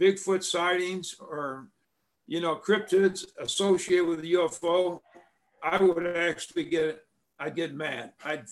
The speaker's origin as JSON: {"language": "English", "town": "Hermann", "region": "Missouri", "country": "United States", "tie": "born or raised there", "also_born_or_lived": "St. Louis, Missouri", "said": "I grew up in a small rural town called Herman, Missouri. I wasn't born there. I was born in St. Louis, Missouri"}